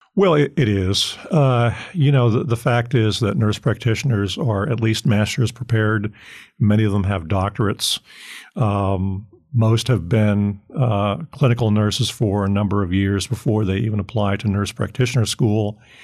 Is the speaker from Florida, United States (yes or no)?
yes; Fort Lauderdale, Florida, United States; moved away; I grew up in Florida.